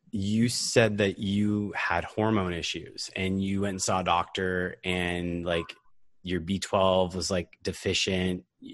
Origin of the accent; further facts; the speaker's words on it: Bellevue, Washington, United States; my hometown in the Bellevue area of Seattle.